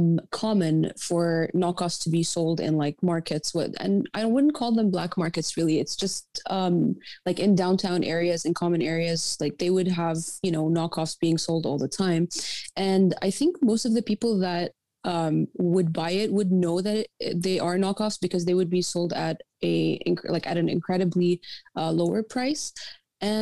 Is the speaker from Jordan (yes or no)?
yes; Jordan; moved away; I grew up in Jordan.